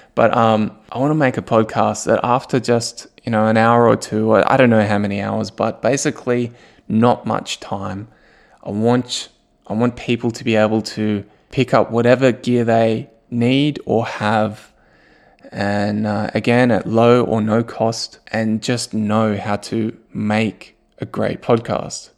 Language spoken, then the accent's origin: English; Australia; moved away as an adult; also born or lived in Germany; now in Newcastle, Australia; my family and I, we moved from Germany, which we lived there for eight years, and we moved back to Australia, but to a new city, to Newcastle